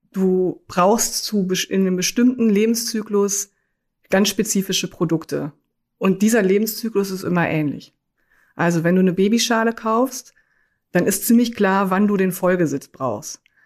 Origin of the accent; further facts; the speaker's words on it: Münsterland, North Rhine-Westphalia, Germany; moved away; also born or lived in Cologne; Ich komme aus dem Münsterland, habe in Münster auch BWL studiert